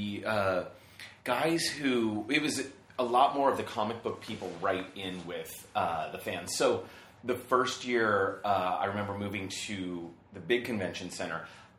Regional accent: San Diego, California, United States; I grew up in San Diego.

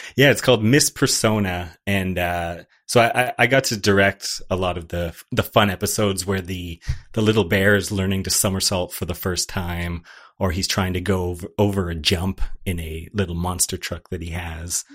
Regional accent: Canada; as a Canadian

